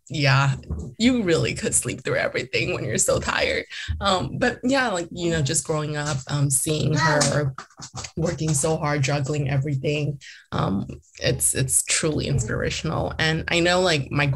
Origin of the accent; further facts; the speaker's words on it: Eastvale, California, United States; first language Mandarin; English is a second language; I'm going to come back and run for a seat in my hometown